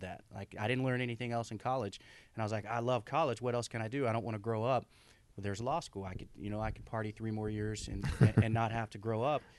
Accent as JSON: {"language": "English", "region": "Oklahoma", "country": "United States", "tie": "born or raised there", "moved": "as an adult", "said": "I grew up in Oklahoma, born and raised."}